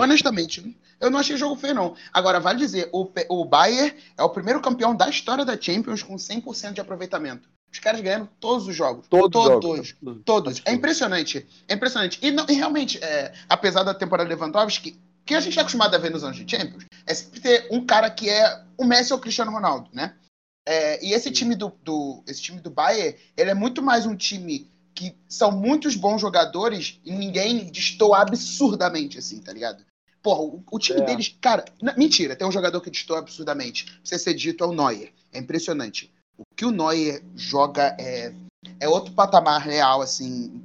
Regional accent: Brazil; como brasileiro

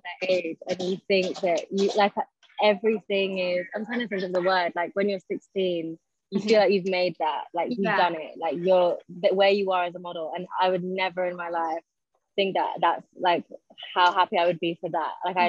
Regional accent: London, United Kingdom; born or raised there; also born or lived in Scotland

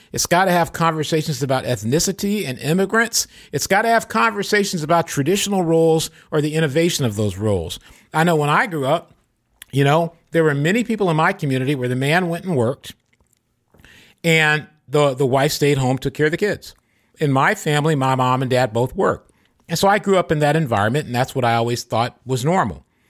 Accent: Michigan, United States; now in California, United States; Michigan, my home state, or this, my home state's California, but where I grew up.

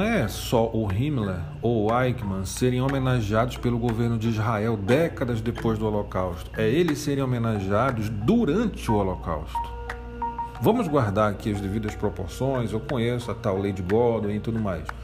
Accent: Amazonas, Brazil; eu sou amazonense.

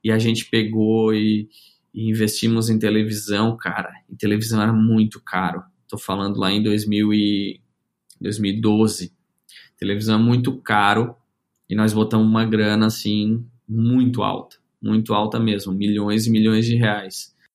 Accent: Criciúma, Santa Catarina, Brazil; Eu sou natural aqui de Criciúma, Santa Catarina

